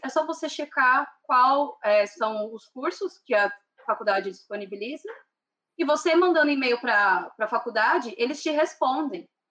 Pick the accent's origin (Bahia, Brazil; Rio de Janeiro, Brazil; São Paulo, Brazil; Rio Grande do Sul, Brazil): São Paulo, Brazil; moved away as an adult; now in Ireland; eu sou de São Paulo capital, nasci e cresci em São Paulo